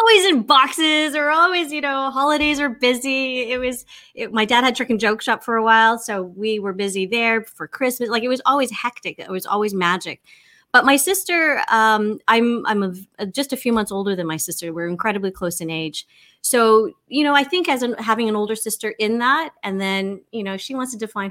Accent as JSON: {"language": "English", "town": "Victoria", "region": "British Columbia", "country": "Canada", "tie": "born or raised there", "moved": "yes", "lives_now": "Toronto, Canada", "said": "I grew up in Victoria, BC"}